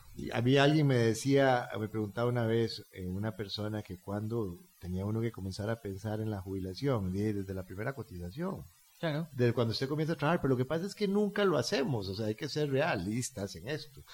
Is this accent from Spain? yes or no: no; Costa Rica; Yo hablo como un costarricense simple y llano